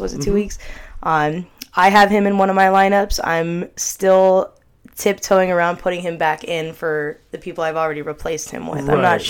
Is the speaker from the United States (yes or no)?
yes; Philadelphia, Pennsylvania, United States; I'm actually from the Philadelphia area